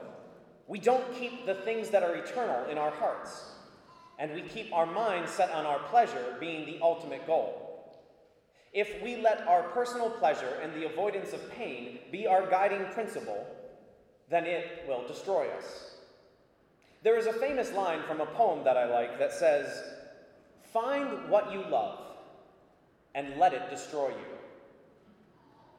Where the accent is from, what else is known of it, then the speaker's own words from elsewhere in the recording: United States; I am an adult and an American